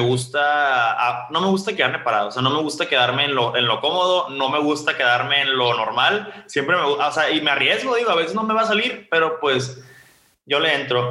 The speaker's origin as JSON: {"language": "Spanish", "town": "Ciudad Obregón", "region": "Sonora", "country": "Mexico", "said": "yo soy de Ciudad Obregón"}